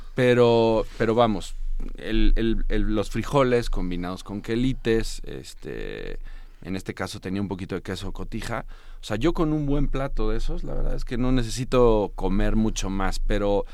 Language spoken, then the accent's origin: Spanish; Morelos, Mexico; en mi tierra en Morelos